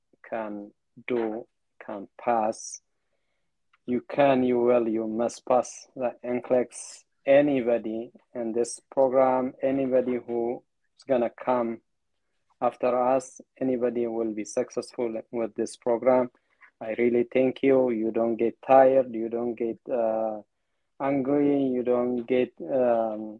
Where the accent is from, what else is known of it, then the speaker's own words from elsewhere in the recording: Ethiopia; English is a second language; moved away; I'm from Ethiopia